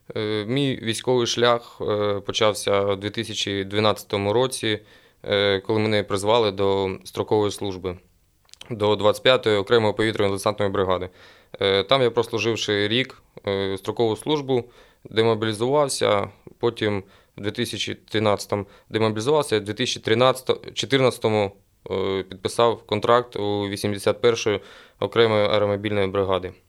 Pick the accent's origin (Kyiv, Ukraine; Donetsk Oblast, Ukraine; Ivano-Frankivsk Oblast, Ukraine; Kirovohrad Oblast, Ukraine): Donetsk Oblast, Ukraine; Sloviansk, Kramatorsk, Druzhkivka, Kostiantynivka area; у місті Слов'янськ, Краматорськ, Дружківка, Константинівка, е, так як я сам місцевий